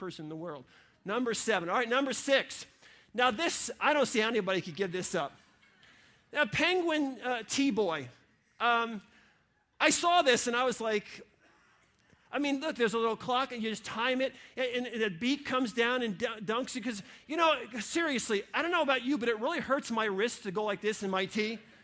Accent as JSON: {"language": "English", "region": "New York", "country": "United States", "tie": "born or raised there", "moved": "yes", "lives_now": "Ohio, United States", "said": "I grew up in New York"}